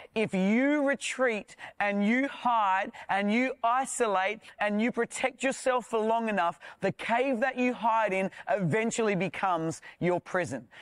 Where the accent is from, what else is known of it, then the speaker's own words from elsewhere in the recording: South Australia, Australia; I'm from South Australia.